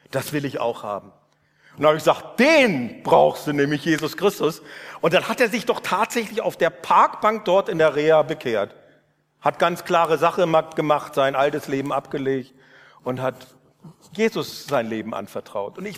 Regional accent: Northern Germany, Germany; habe ich Ulrich äh, Giesekus, diesen Professor hier, erlebt und als Norddeutscher fand ich sowas von befremdend.

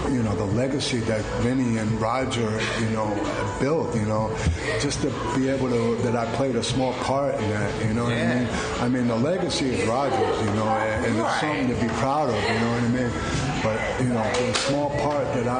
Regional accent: New York, United States; moved away; I'm from New York.

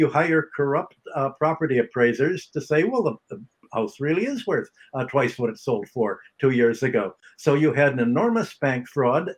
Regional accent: Chicago, Illinois, United States; I grew up in near Hyde Park, Kenwood, on the south side near the University of Chicago

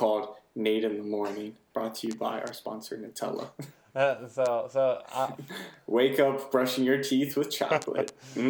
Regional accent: United States; as an American

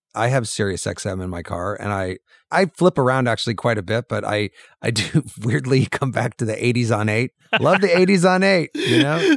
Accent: Urbana, Illinois, United States; moved away; I was just back in my hometown in Urbana, Illinois

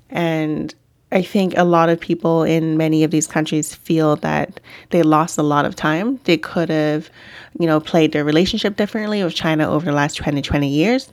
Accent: Vancouver, British Columbia, Canada; growing up in Vancouver, which you would think is a pretty cosmopolitan city

